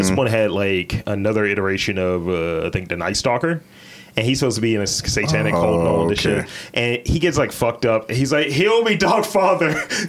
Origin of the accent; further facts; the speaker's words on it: Baltimore, Maryland, United States; I'm from West Side.